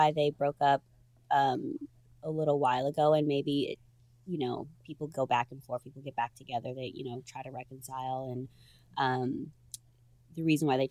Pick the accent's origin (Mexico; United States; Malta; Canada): United States; Chicago, Illinois; moved away; also born or lived in New York / Los Angeles; I'm from Chicago